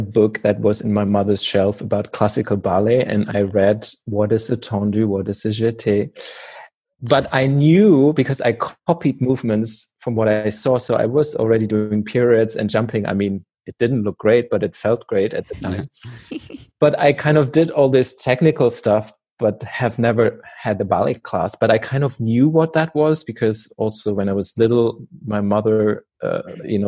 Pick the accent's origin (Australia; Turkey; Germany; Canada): Germany; moved away as an adult; also born or lived in Oslo, Norway; the wall came down in Germany and things, structures within the theater in my hometown changed